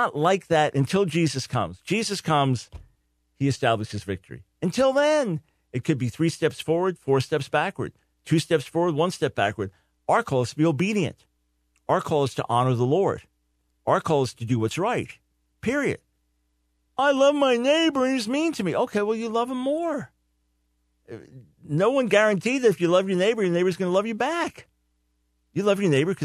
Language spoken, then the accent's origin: English; New York, United States; moved away; I don't live in New York now, but I'm a New Yorker the first half of my life.